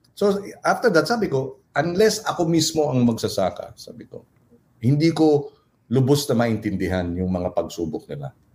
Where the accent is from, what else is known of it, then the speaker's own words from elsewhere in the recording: Pampanga, Philippines; kapampangan ako, we're very clannish